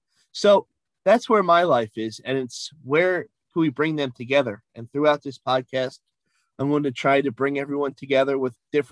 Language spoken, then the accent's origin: English; East Rockaway, New York, United States; also born or lived in Valley Stream, New York; raised in East Rockaway